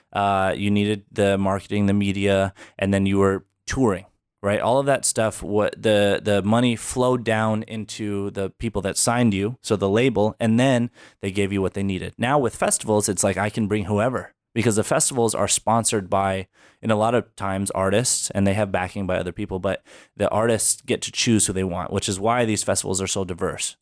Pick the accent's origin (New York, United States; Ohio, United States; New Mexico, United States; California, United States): New Mexico, United States; Albuquerque; also born or lived in Philadelphia, Pennsylvania; Uh, Albuquerque, New Mexico.